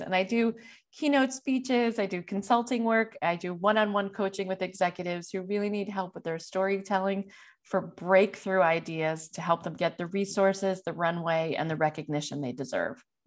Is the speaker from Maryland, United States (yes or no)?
no; New York, United States; being a New Yorker